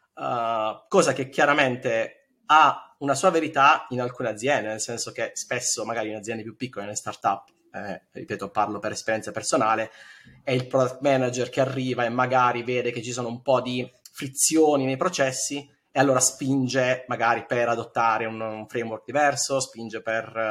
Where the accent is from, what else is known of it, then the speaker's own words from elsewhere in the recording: Bari, Apulia, Italy; moved away as an adult; now in Berlin, Germany; io sono di Bari ma mi trasferisco a Berlino otto anni fa